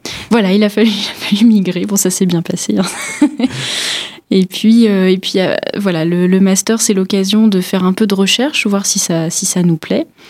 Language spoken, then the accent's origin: French; Pas-de-Calais, Hauts-de-France, France; moved away as an adult; also born or lived in Paris; now in Épinal, France; j'ai fait euh, mes études jusqu'au baccalauréat dans le Pas-de-Calais